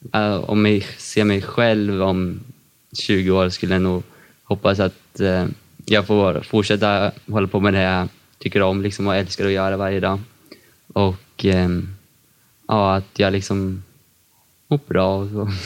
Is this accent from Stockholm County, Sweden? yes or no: no; Katrineholm, Södermanland, Sweden; Jag kommer från Katrineholm och är 16 år.